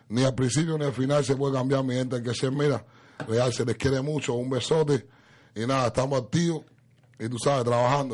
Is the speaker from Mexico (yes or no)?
no; Cuba; moved away; Yo, yo soy cubano